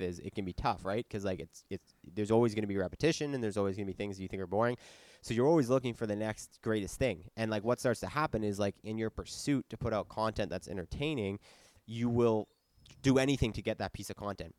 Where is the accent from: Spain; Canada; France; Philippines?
Canada; Ottawa, Ontario; moved away; also born or lived in Halifax; I'm from Ottawa, I was living in Halifax